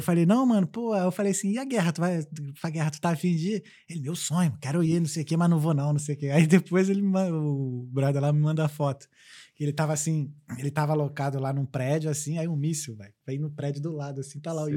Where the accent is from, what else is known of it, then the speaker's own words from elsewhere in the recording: Brazil; moved away; eu sou brasileiro